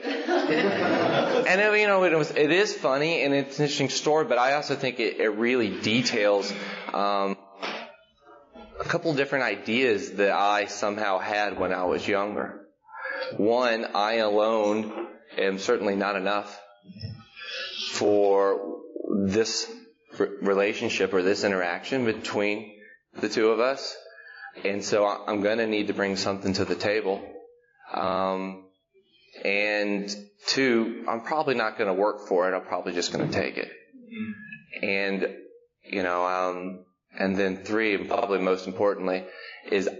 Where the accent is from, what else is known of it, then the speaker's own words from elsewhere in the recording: Macon, Georgia, United States; also born or lived in Lebanon, Tennessee; now in Nashville, United States; I was born in Macon, Georgia in 1980